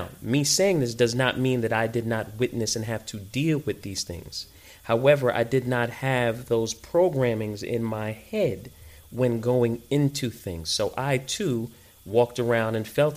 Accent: New York City, New York, United States; moved away; So I am first generation American, born and raised in New York

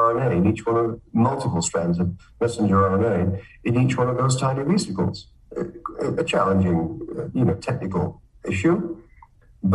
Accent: Manchester, North West England, United Kingdom; moved away as an adult; also born or lived in Cambridge, United Kingdom / Michigan, United States; now in Canada; I'm from Manchester

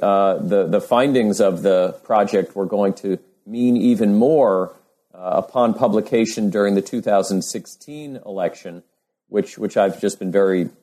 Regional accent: New York City, New York, United States; moved away as an adult; I grew up in New York City

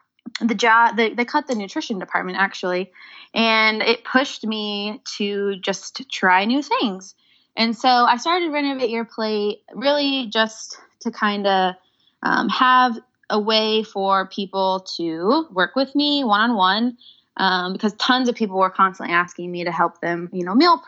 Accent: Indianapolis, Indiana, United States; I was born and raised in Indianapolis

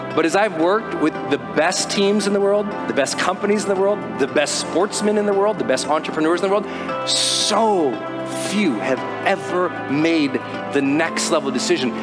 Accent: Montana, United States; I'm from Montana

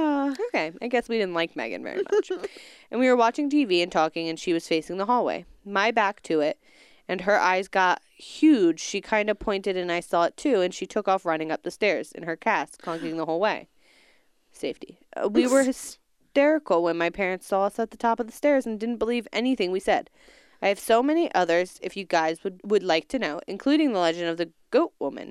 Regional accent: Tooele, Utah, United States; I grew up in Tolele, Utah, outside Salt Lake City.

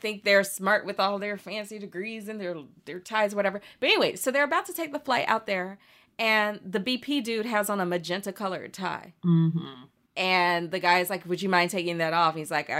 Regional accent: the American South, United States; as a Southerner

